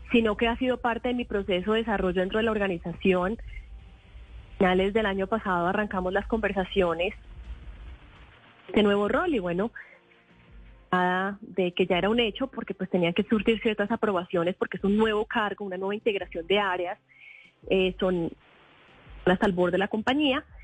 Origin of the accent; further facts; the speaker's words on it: Quimbaya, Quindío, Colombia; born there; also born or lived in United States; haber nacido en el Quindío, en Quimbaya, para mí todos los sucesos familiares pues han sido siempre mi pueblo a tierra y uno no se puede olvidar de eso.